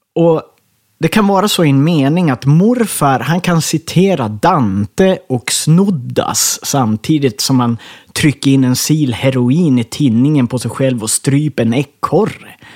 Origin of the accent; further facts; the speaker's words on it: Ersmark, Västerbotten County, Sweden; moved away as an adult; also born or lived in Skellefteå; Jag är född i Skellefteå på lasarettet där, men jag växte upp i Ersmark i Kågedalen